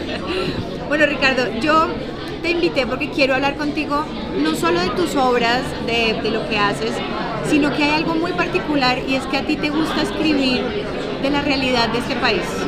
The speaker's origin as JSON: {"language": "Spanish", "region": "Bogotá", "country": "Colombia", "tie": "born or raised there", "said": "yo soy bogotana, nacida y criada acá"}